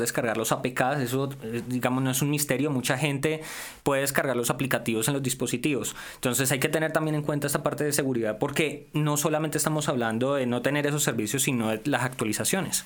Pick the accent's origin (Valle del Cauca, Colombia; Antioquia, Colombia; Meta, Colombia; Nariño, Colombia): Valle del Cauca, Colombia; yo tengo muchos modismos, yo soy regional, yo soy del Valle del Cauca